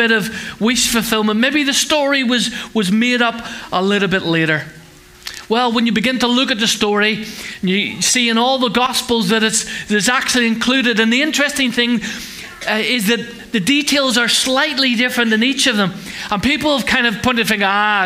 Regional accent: Ireland; I'm Irish

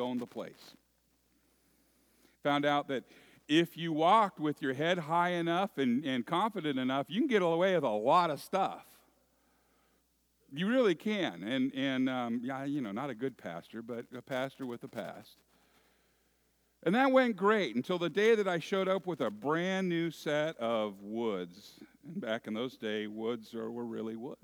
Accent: Moraga, California, United States; When I was a little boy, growing up in the San Francisco East Bay area in a little town that used to be agriculture

